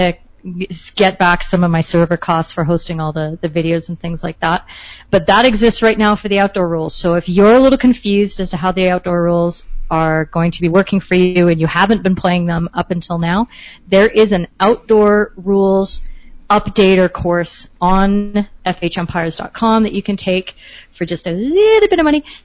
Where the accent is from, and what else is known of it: Canada